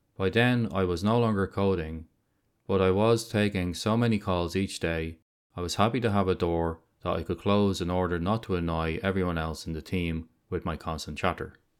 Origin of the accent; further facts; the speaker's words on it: Dublin, Leinster, Ireland; my hometown of Dublin